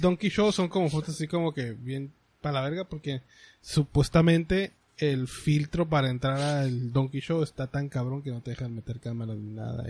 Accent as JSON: {"language": "Spanish", "town": "Tijuana", "region": "Baja California", "country": "Mexico", "tie": "born or raised there", "said": "Yo soy de Tijuana, este, aquí nací."}